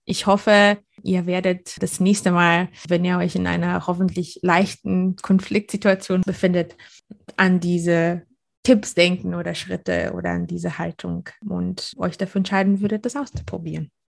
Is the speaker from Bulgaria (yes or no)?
yes; Bulgaria; now in Germany; komme ich aus Bulgarien